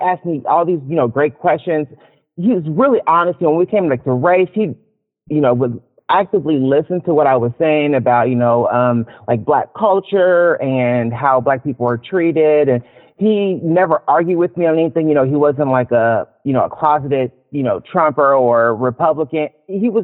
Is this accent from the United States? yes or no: yes; Louisville, Kentucky, United States; now in Seattle, United States; I'm from Louisville, Kentucky